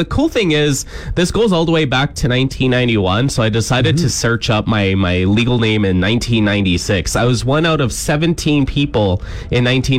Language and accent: English; Cambridge, Ontario, Canada; My hometown of Cambridge